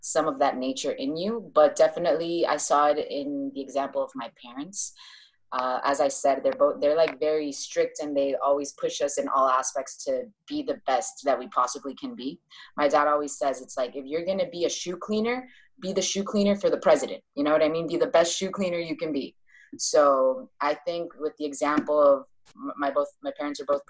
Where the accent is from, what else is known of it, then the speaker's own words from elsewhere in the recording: Doral, Florida, United States; moved away as an adult; also born or lived in Bogota, Colombia / Medellin, Colombia / Miami, United States; now in Gran Canaria, Spain; I grew up in Doral, which is in South Florida.